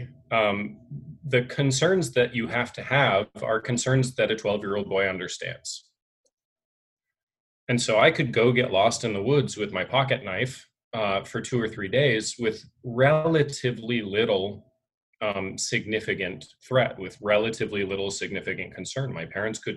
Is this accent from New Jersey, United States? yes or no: no; Northern Vermont, United States; moved away as an adult; also born or lived in upstate New York / New York City; I grew up in Northern Vermont